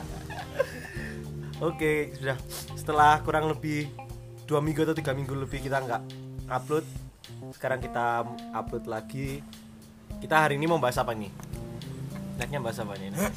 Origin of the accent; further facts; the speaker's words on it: Java, Indonesia; kita sebagai orang Jawa